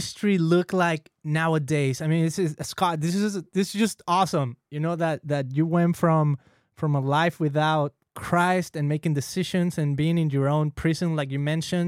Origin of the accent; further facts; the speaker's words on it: Mexico; now in California, United States; I'm Latino. I'm from Mexico. I live here in California